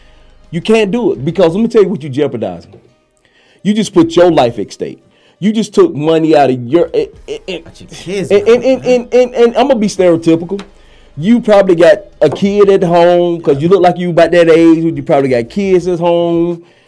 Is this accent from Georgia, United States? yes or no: yes; Athens, Georgia, United States; I am from Athens, Georgia.